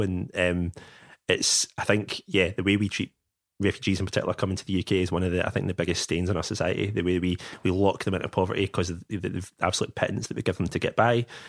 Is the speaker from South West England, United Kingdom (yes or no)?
no; Bearsden, Scotland, United Kingdom; also born or lived in China; I grew up in Bear's Den, so I'm from a, a solidly middle class background